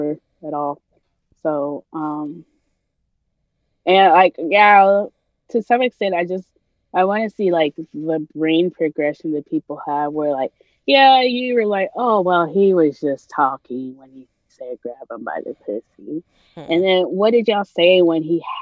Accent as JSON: {"language": "English", "country": "Nigeria", "moved": "yes", "lives_now": "United States", "said": "being a Nigerian"}